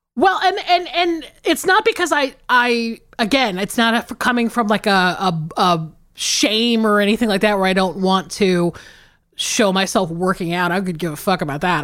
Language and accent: English; the South, United States; living and growing up in the South